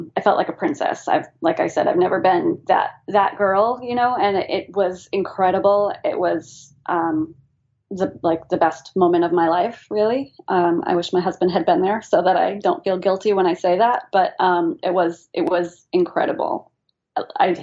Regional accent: New England, United States; we're from New England

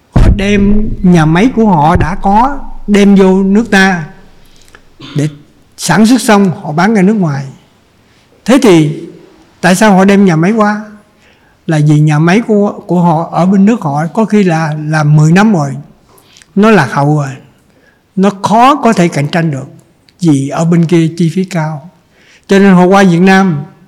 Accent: Trần Văn Thời, Cà Mau, Vietnam; now in Ho Chi Minh City, Vietnam; quê hương tôi là ở trần văn thời

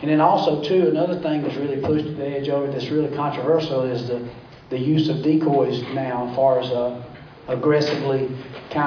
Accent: Georgia, United States; growing up in Georgia

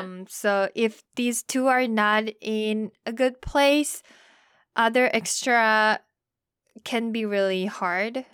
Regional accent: South Korea; moved away as an adult; now in United States; I'm from Korea

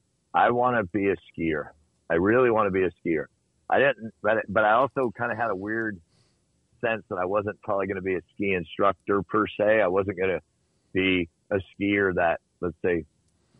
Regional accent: United States; I grew up in the Lake Tahoe area

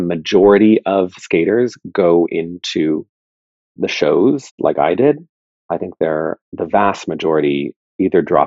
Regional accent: New York, United States; also born or lived in United Kingdom; I'm American. I'm from New York. I'm living in New York

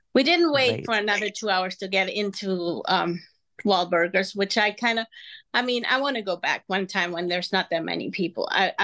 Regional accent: Munich, Bavaria, Germany; first language Spanish and German; English is a second language; moved away as an adult; also born or lived in Peru (mother's origin); now in Texas, United States; I'm from Munich, Germany, born and raised. So my mom is from Peru. So I grew up speaking Spanish and German. And I moved here when I got married at 24 years old

